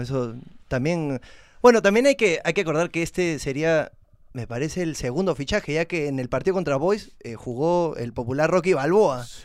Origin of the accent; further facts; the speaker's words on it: Peru; como todo peruano